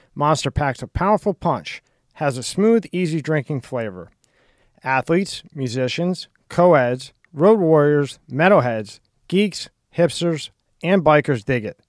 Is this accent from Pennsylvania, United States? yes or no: yes; outside Philadelphia, Pennsylvania, United States; moved away; I grew up in Pennsylvania